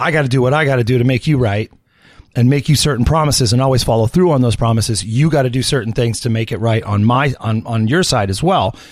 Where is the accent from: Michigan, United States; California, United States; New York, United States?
California, United States; I grew up in California